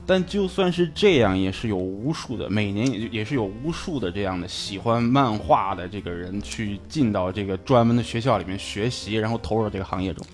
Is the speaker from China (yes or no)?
yes; Shandong, China; accent: Shandong dialect; now in Tokyo, Japan; 我这么浓厚的山东方言味儿，你居然听不出我是山东人来吗